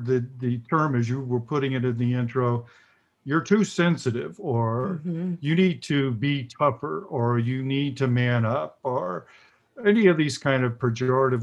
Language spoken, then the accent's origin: English; the South, United States; I grew up in the South in the 50s, late 50s, early, and 60s, and then early 70s